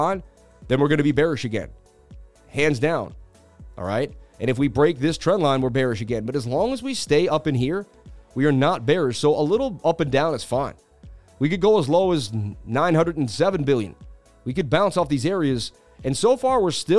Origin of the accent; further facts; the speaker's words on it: Boston, Massachusetts, United States; moved away; also born or lived in New York City; I'm from Boston, baby, but I lived in New York City 20 years